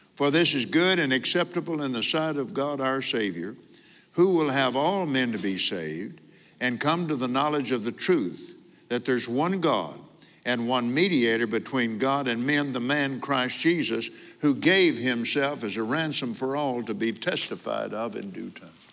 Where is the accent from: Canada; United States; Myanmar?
United States; Abilene, Texas; also born or lived in Lubbock, Texas; I was born in Lubbock, but because of my dad's job at Johns Business College, we moved to Abilene.